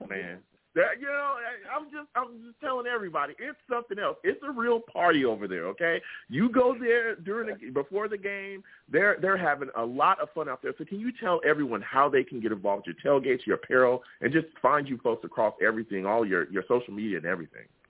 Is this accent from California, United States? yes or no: yes; California, United States; I am a football fan that lives in California. I grew up in California.